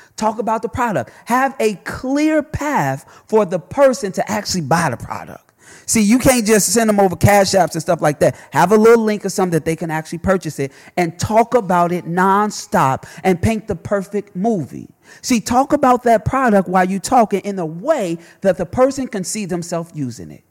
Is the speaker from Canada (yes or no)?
no; Chicago, Illinois, United States; I'm a kid from Chicago. My daddy got killed when I was one.